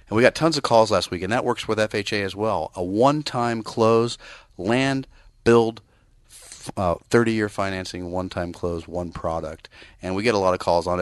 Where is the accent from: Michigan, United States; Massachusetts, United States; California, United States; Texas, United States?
California, United States; Bay Area; I grew up in the Bay Area